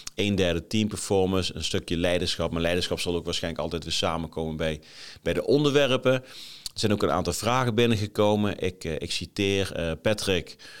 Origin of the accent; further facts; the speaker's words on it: Groesbeek, Gelderland, Netherlands; moved away as an adult; also born or lived in Nijmegen / Milsbeek; now in Haarlem, Netherlands; ik ben geboren in Nijmegen, ik ben opgegroeid in Groesbeek. Daarna nog tien jaar in Milsbeek gewoond.